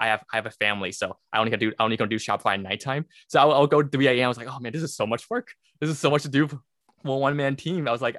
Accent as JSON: {"language": "English", "town": "Brooklyn", "region": "New York", "country": "United States", "also_born_or_lived": "the South", "moved": "yes", "said": "I'm a CPA. I'm actually originally from Brooklyn, New York. And then my family moved down to the South where I got my master's of accounting and then got my CPA license."}